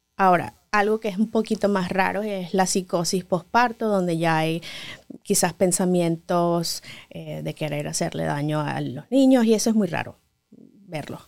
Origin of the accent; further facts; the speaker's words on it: Venezuela; moved away as an adult; now in Los Angeles, United States; Como muchos médicos venezolanos